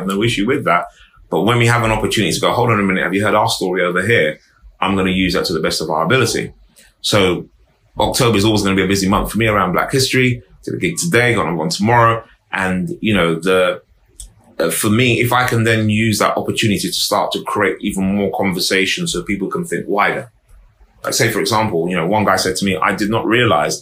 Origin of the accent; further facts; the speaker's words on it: London, United Kingdom; also born or lived in Harrow; I grew up in Harlesden, I was quite young